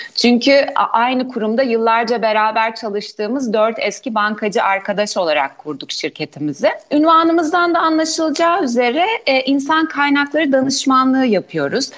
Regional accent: Ordu, Turkey; moved away as an adult; 1977 ee, Ordu doğumluyum. Evliyim, 3 kız çocuk annesiyim. Ordulu olma münasebetiyle liseyi Ordu Anadolu Sesi'nde tamamladım.

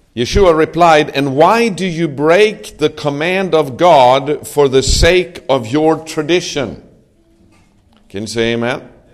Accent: Sweden; moved away as an adult; now in Israel; I'm from Sweden, but um, me and my family, we have been living in Israel for nine years.

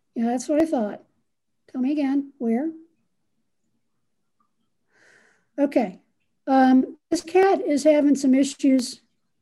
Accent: Ohio, United States; I'm from Ohio. So we were raised in different temperate zones

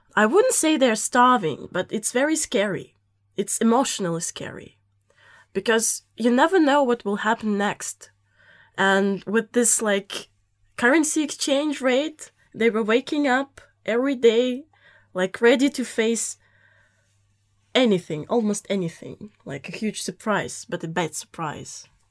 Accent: Saint Petersburg, Russia; moved away; I come from Saint Petersburg, Russia

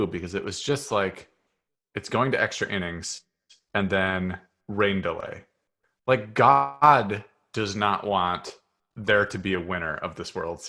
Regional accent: Seattle, Washington, United States; growing up in Seattle, nobody gave two fucks about the Seahawks.

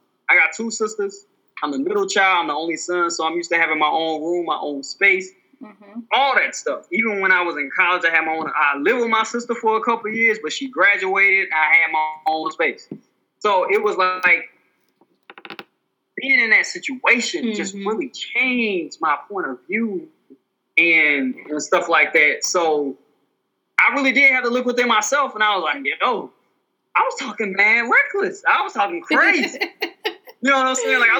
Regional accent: Alabama, United States; I'm from Alabama

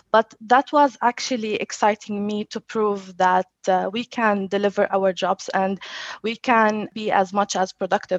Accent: Jordan; moved away as an adult; now in Dubai, United Arab Emirates; I had challenges that I relocated from Jordan to Dubai to work at Citrix. So I left my family.

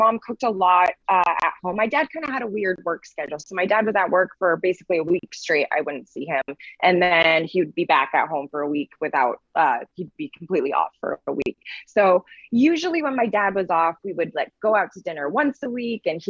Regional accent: Vista, California, United States; moved away as an adult; now in San Francisco, United States; I'm from a little town about 45 minutes north of San Diego called Vista

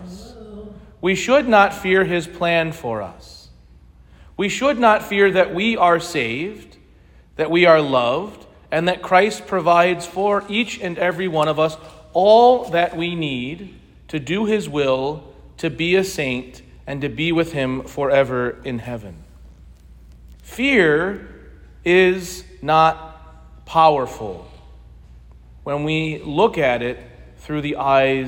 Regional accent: United States; now in Bloomington, United States; I grew up in St. Clement Parish, just the next parish over from here, so it's good to be home

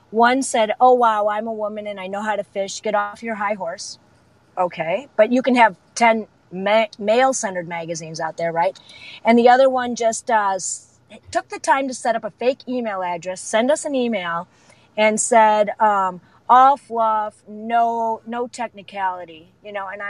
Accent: Wisconsin, United States; now in Chicago, United States; my hometown in Wisconsin

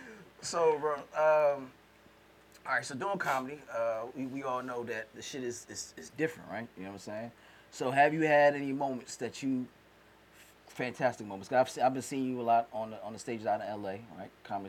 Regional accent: New York, United States; I'm from New York.

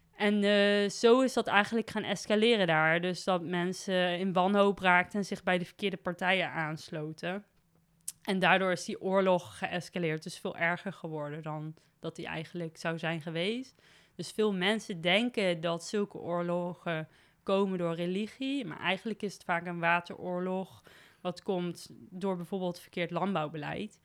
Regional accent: Nijmegen, Gelderland, Netherlands; also born or lived in Beuningen; als een Nijmegenaar, wel echt. Dus ik ben geboren in Beuningen, maar eh, naar school geweest in Nijmegen en altijd rondom Nijmegen

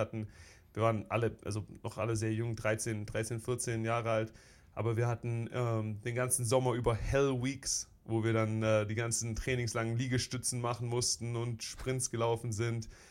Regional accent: Stuttgart, Baden-Württemberg, Germany; also born or lived in Filderstadt; now in United States; ich bin, äh, bin in Stuttgart geboren im, oh, ich will sagen, Marienhospital direkt okay. Äh, äh, damals und auch in Stuttgart aufgewachsen, zur Schule gegangen

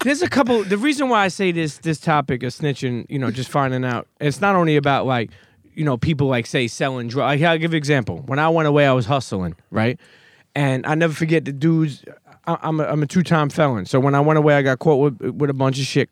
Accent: New York City, New York, United States; also born or lived in Bensonhurst, Brooklyn; I grew up in Coney Island, but then I moved when I was a teenager to Bensonhurst

